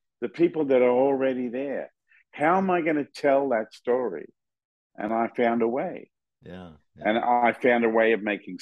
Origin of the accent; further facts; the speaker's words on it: Australia; moved away as an adult; I grew up in Australia